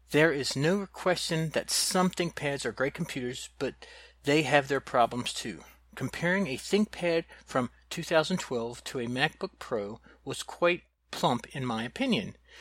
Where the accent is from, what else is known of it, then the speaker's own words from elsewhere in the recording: the South, United States; I'm from the South